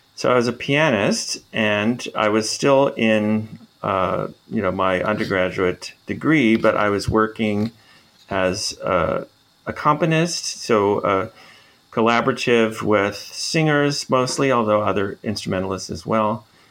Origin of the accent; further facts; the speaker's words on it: Minnesota, United States; moved away as an adult; now in Montreal, Canada; I'm from Minnesota, so Canada adjacent